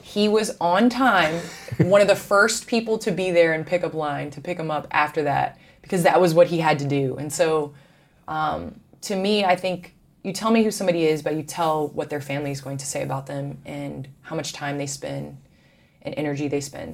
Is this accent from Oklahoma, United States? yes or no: no; Chicago, Illinois, United States; I am a Chicagoan. So obviously, I grew up watching the Bulls.